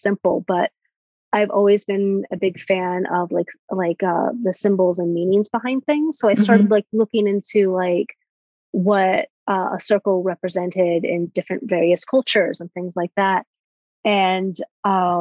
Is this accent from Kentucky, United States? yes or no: no; Alabama, United States; moved away as an adult; also born or lived in Florida / New York; I'm originally from Alabama